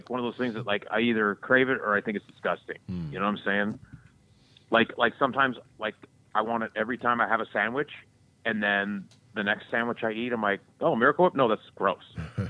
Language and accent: English; the South, United States; I grew up in the South where Duke's mayonnaise reigns supreme. I can't get it here, which sucks.